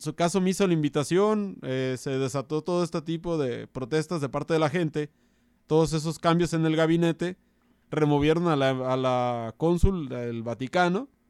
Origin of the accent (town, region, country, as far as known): Mexico